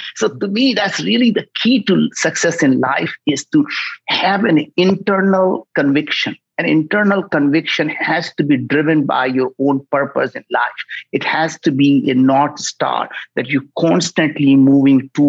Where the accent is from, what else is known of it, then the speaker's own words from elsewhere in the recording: India; moved away as an adult; now in United States; I grew up in India